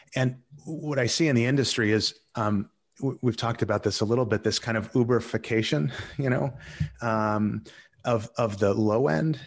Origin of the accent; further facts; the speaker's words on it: Boston, Massachusetts, United States; moved away as an adult; now in Netherlands; I was originally from Boston